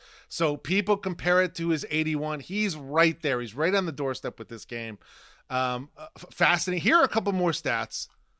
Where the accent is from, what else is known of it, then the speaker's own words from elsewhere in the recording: Ohio, United States; now in New York, United States; I was born in Ohio. I now live on the East Coast, live in New York.